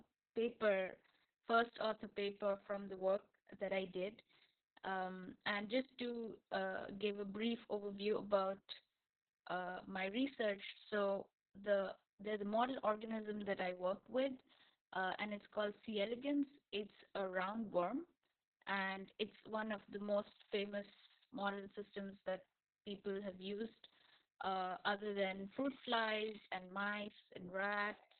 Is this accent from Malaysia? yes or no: no; India; moved away as an adult; also born or lived in Germany; now in Saudi Arabia; I come from India